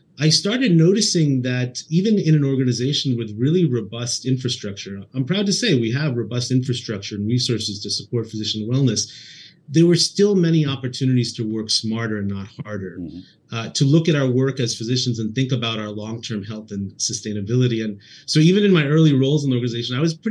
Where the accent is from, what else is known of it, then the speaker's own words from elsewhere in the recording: East Coast, United States; moved away as an adult; also born or lived in Boston / Indianapolis; now in Northern California, United States; I was born and raised on the East Coast, spent all of my time there, and did most of my training in Boston